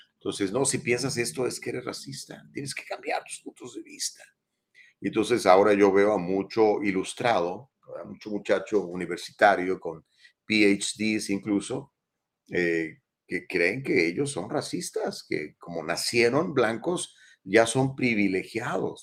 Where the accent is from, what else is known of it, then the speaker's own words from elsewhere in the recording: Mexico; now in Los Angeles, United States; mexicanos somos blancos